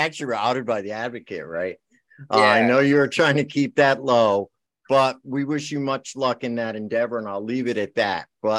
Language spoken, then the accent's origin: English; Bridgeport, Connecticut, United States; I grew up down there. I grew up in Bridgeport